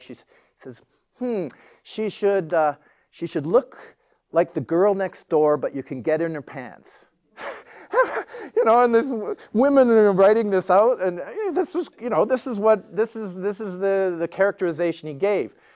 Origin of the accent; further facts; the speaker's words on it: Toronto, Ontario, Canada; I grew up in Toronto.